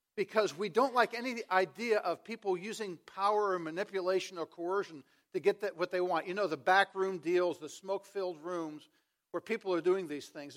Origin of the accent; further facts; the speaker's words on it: Washington, District of Columbia, United States; I grew up in Washington, D C